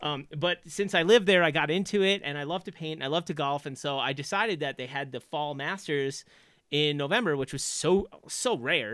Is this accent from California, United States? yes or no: no; Long Island, New York, United States; moved away as an adult; also born or lived in Boston; I grew up on Long Island